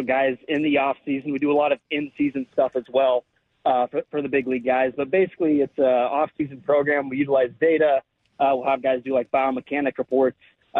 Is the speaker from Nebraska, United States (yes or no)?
yes; Nebraska, United States; I grew up in Nebraska